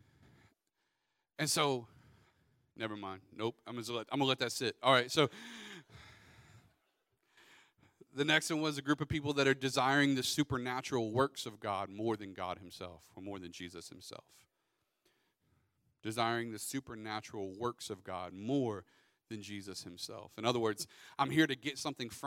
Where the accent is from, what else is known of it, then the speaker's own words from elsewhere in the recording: Pensacola, Florida, United States; Justin and I grew up in Pensacola